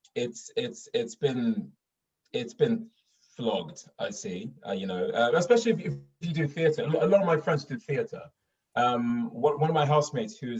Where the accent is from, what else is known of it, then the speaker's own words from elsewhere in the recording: Stockholm, Stockholm County, Sweden; accent: Stockholm; moved away as an adult; now in London, United Kingdom; I'm from Stockholm. I grew up in Stockholm